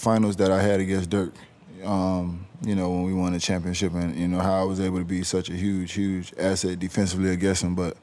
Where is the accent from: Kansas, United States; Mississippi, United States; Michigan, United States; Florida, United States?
Florida, United States; Miami; also born or lived in Jacksonville; I was born in Miami